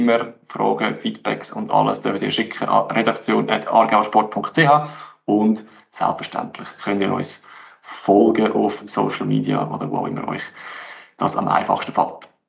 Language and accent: German; Aargau, Switzerland; sehe mir vielleicht jetzt als Aargauer Sicht ein bisschen anders